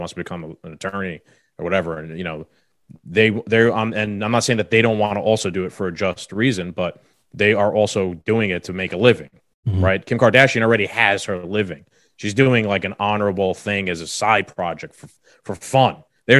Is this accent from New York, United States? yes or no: yes; New York City, New York, United States; I'm from the South Bronx.